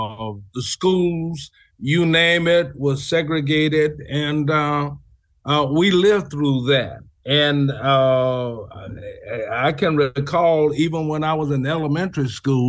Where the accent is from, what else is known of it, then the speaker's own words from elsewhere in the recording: New Orleans, Louisiana, United States; I was born and raised up in New Orleans back in 1942 during the Jim Crow era.